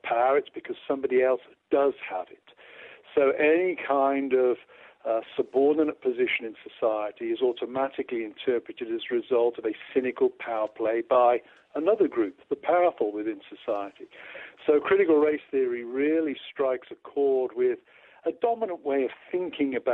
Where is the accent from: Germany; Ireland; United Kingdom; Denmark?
United Kingdom; now in United States; As a British guy going to a church in America